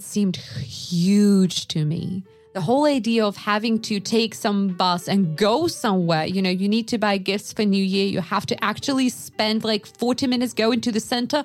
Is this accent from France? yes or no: no; Yakutsk, Sakha Republic, Russia; moved away; I am from Yakutsk, which is, I think it was like at the time that I was living there, it was 250,000 people.